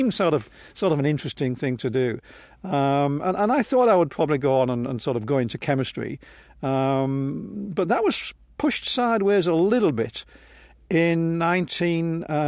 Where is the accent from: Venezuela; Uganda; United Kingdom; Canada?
United Kingdom; England; No, I was growing up in England, and by definition, you are C of E.